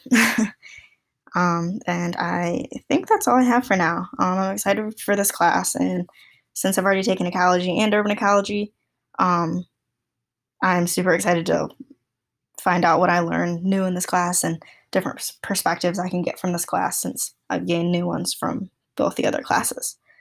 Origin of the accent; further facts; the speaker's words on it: Allegan, Michigan, United States; also born or lived in Vietnam; now in Kalamazoo, United States; my hometown is Allegan, which is only about thirty minutes north of Kalamazoo.